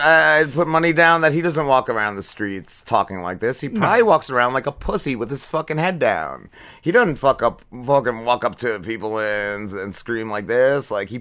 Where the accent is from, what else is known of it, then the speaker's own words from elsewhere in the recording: New Jersey, United States; I'm from North Jersey